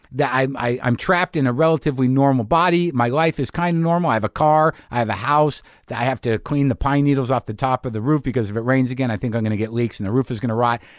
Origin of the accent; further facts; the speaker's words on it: Albuquerque, New Mexico, United States; my hometown